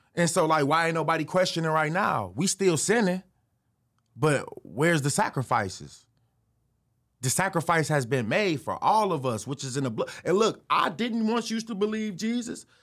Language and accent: English; Chicago, Illinois, United States; also born or lived in Detroit, Michigan; I moved from Detroit to Chicago when I was seven